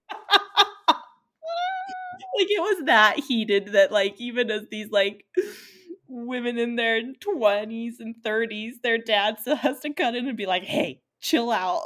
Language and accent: English; Utah, United States; we're from Utah